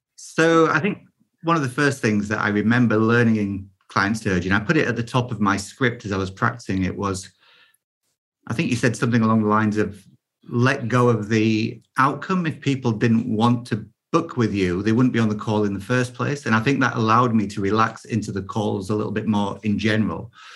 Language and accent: English; United Kingdom; I am British